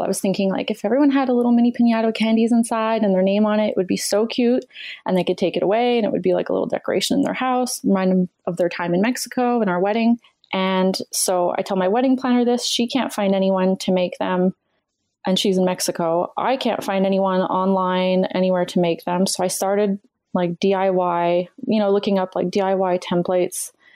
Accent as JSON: {"language": "English", "country": "Canada", "said": "I'm Canadian"}